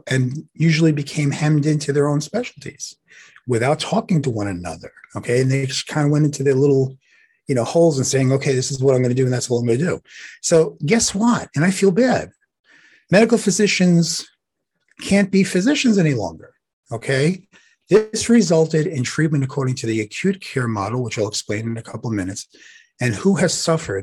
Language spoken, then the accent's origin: English; New York City, New York, United States; accent: Brooklyn; I'm from Brooklyn